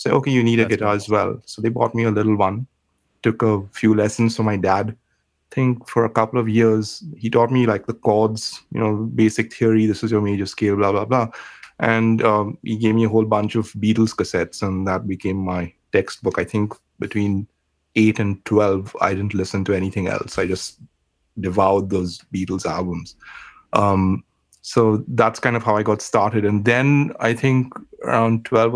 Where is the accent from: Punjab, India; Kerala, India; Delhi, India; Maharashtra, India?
Maharashtra, India; Mumbai; now in New Zealand; I grew up in Bombay